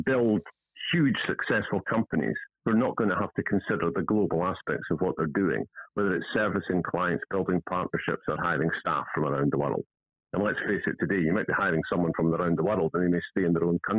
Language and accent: English; Scotland, United Kingdom; accent: Scottish